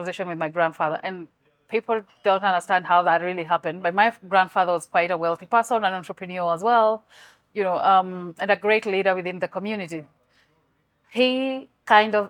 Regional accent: Kenya; from my hometown, what we do is we have a lot of corn

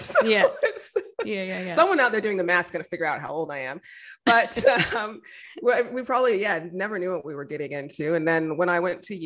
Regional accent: Denver, Colorado, United States; moved away as an adult; also born or lived in Michigan; now in Victoria, Australia; I grew up in the States, in Colorado. So nice. I went to Denver Public Schools, happy graduate from there.

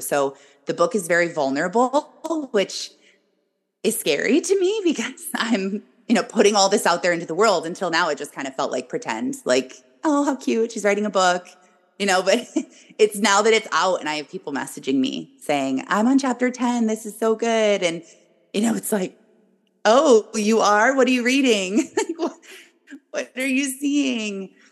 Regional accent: Michigan, United States; I am born and raised in Michigan.

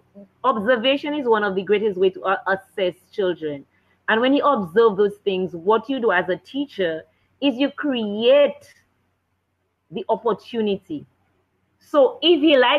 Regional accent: Penville, Saint Andrew Parish, Dominica; we grew up in Penville

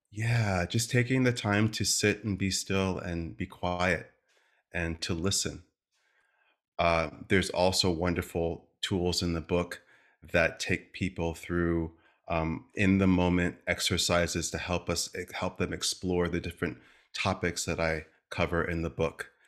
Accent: Stamford, Connecticut, United States; I come from the East Coast, from a town called Stamford, Connecticut. Small family, just my mom, my dad, my sister

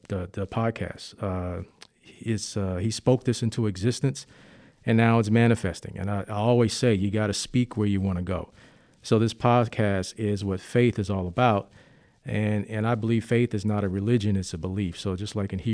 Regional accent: Oakland, California, United States; also born or lived in Richmond, Virginia / East Orange, New Jersey; been raised most of my life in Oakland

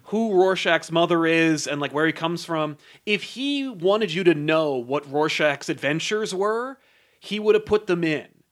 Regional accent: United States; as an American, I don't believe I have an accent

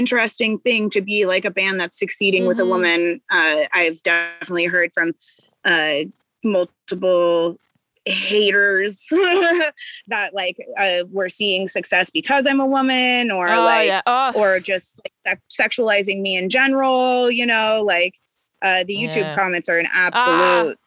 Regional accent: Corvallis, Oregon, United States; moved away as an adult; also born or lived in Portland, Oregon; now in California, United States; I'm from like a small town called Corvallis. It's like where the university is here. But I've lived in Portland since I was like 15.

